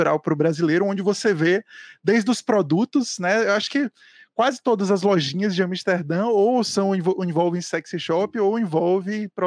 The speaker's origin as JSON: {"language": "Portuguese", "country": "Brazil", "said": "é porque eu sou brasileira"}